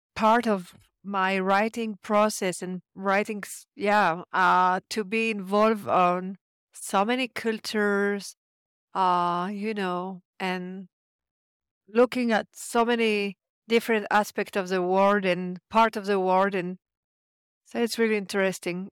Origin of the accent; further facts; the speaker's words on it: France; moved away as an adult; also born or lived in Israel; now in Colorado, United States; I was born in France